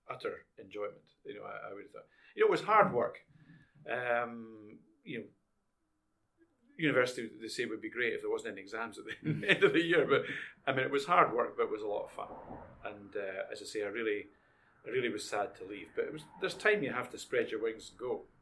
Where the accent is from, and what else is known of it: Edinburgh, Scotland, United Kingdom; born or raised there